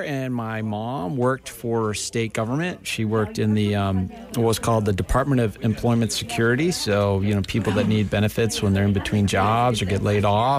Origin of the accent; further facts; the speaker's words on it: Guilford, New Hampshire, United States; Gosh, well, I grew up in a small town called Guilford, New Hampshire. It's kind of in the middle part of the state.